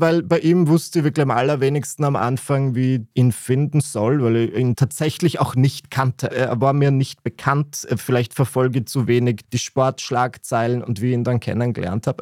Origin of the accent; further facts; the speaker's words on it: Burgenland, Austria; bei uns im Burgenland hat das niemand gemacht, zumindest in meiner Klasse an meiner katholischen Privatschule